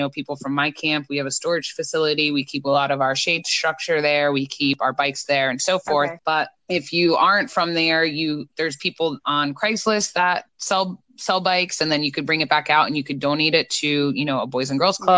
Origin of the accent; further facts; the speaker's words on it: New Jersey, United States; I'm from New Jersey